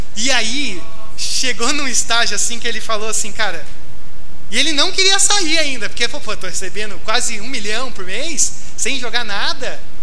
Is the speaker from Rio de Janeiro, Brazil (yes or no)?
no; Porto Alegre, Rio Grande do Sul, Brazil; now in São Paulo, Brazil; eu sou de Porto Alegre, torço para o Grêmio